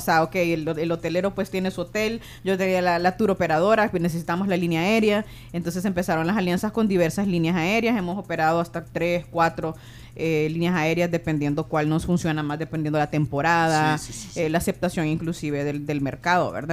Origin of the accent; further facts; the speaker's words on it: Honduras; now in El Salvador; personalmente soy hondureña